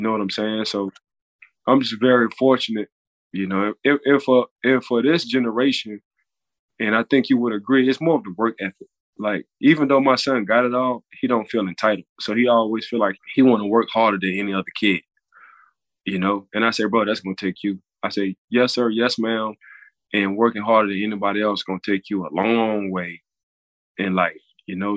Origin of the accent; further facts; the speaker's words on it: New Orleans, Louisiana, United States; now in Florida, United States; I'm from New Orleans